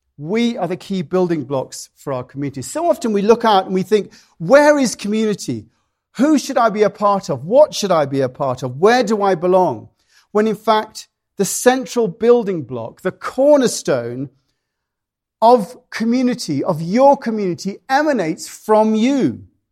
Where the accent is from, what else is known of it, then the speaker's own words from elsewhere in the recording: United Kingdom; now in United States; being British